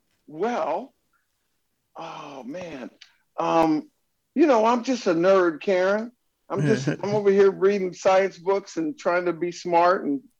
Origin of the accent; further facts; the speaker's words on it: Orange County, California, United States; I grew up behind the Orange Curtain.